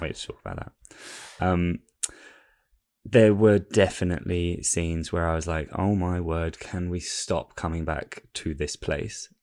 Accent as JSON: {"language": "English", "region": "England", "country": "United Kingdom", "said": "I'm an Englishman"}